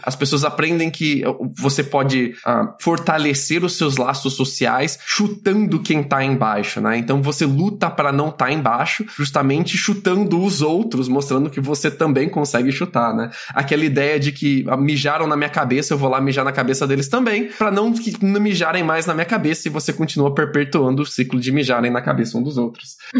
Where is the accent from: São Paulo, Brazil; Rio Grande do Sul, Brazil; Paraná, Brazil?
São Paulo, Brazil; Piracicaba; moved away; Eu cresci em Piracicaba, que não é uma cidade muito pequena, tem seus 400 mil habitantes, mas eu ainda considero ela uma cidade de interior, interior paulista